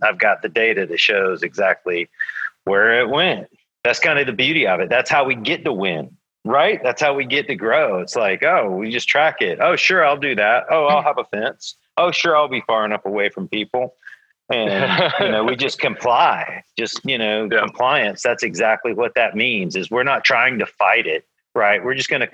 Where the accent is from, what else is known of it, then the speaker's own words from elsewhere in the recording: Georgia, United States; moved away as an adult; also born or lived in California / Oklahoma City; I grew up in Georgia and moved to California when I was like in my early 20s